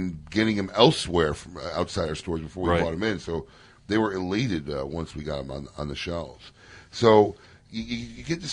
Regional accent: Chicago, Illinois, United States; moved away; I'm from Chicago originally

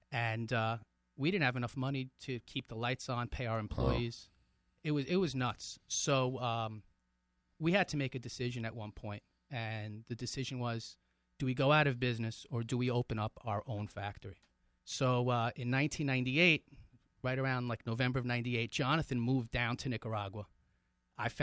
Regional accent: New York City, New York, United States; I grew up in Brooklyn

